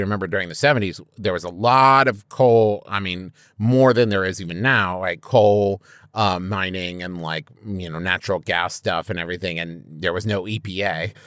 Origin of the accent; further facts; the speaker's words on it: Huntington, West Virginia, United States; growing up in West Virginia